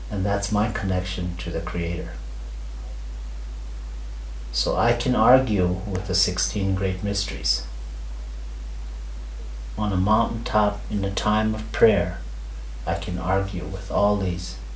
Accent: India; never mind the parts where I am an Indian.

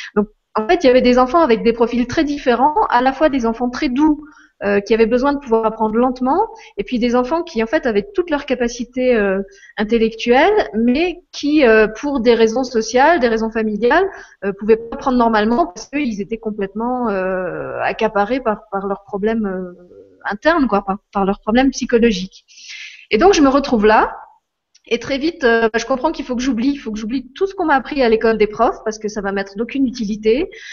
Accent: Moselle, Lorraine, Grand Est, France; je suis je suis Lorraine, j'ai grandi en Moselle

